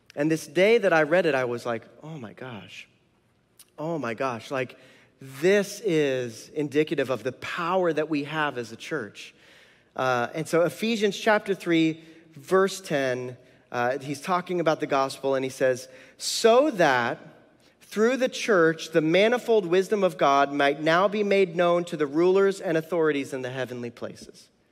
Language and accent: English; Tucson, Arizona, United States; Tucson, which is where I'm from, born and raised in Tucson